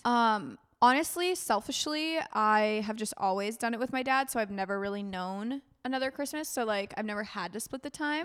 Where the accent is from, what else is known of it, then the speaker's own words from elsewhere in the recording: United States; As an American visiting